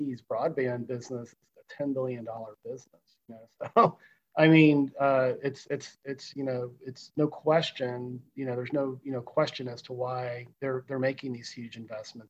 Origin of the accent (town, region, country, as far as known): Austin, Texas, United States; born or raised there